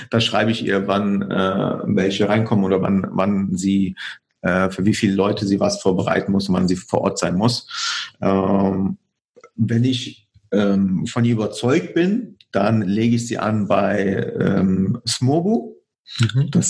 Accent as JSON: {"language": "German", "country": "Poland", "lives_now": "Germany", "said": "Ich komme ursprünglich aus Polen, deswegen passt das von der Kommunikation her."}